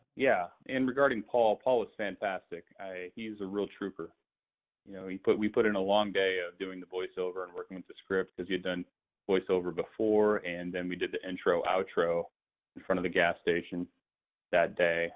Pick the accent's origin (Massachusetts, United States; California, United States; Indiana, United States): Indiana, United States; moved away as an adult; now in Phoenix, United States; I was living in Indianapolis, and I'm I'm from Indiana